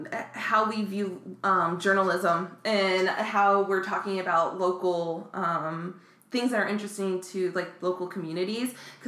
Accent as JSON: {"language": "English", "town": "Lakeland", "region": "Florida", "country": "United States", "tie": "born or raised there", "moved": "yes", "lives_now": "Orlando, United States", "said": "I grew up in Lakeland, so not very far. I didn't move as far, but I grew up in Lakeland"}